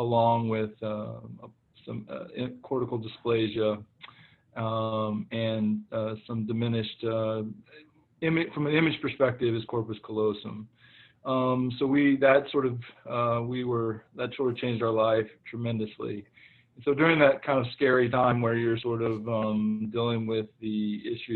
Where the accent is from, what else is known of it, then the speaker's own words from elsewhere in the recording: Oklahoma, United States; moved away; I am from the great state of Oklahoma